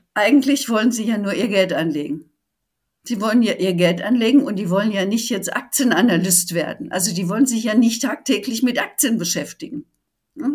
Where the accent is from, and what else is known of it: Germany